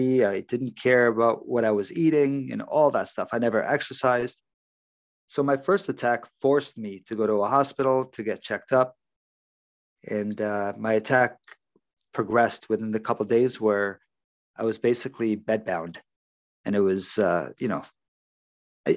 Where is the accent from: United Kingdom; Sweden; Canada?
Canada; Ontario; also born or lived in Toronto; I'm from Ontario, Canada